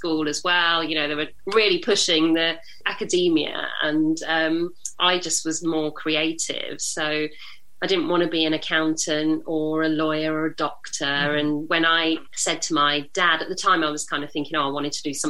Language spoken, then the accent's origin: English; United Kingdom; I'm British Indian.